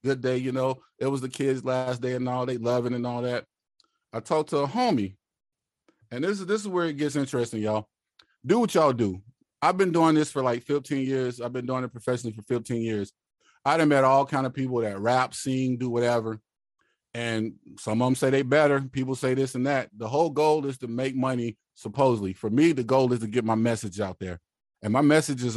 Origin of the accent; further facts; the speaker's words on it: West Coast, United States; also born or lived in Mississippi; now in San Diego, United States; I was born in the South and I was raised in the West